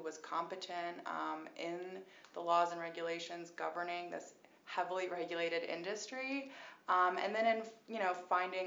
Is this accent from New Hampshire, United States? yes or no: yes; New Hampshire, United States; moved away; also born or lived in Boston; I'm originally from New Hampshire and spent a lot of time in Boston, so I would say I'm a Bostonian.